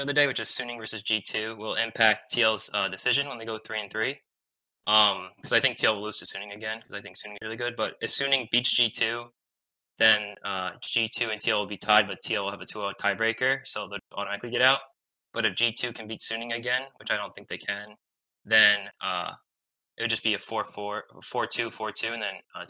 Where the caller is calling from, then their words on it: Stony Brook, New York, United States; I'm calling from Stony Brook University, New York.